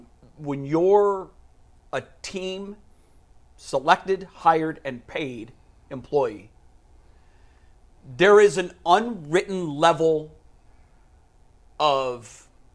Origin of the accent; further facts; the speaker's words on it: Ohio, United States; moved away as an adult; also born or lived in Tampa / New York area; when I moved away from Ohio in 1987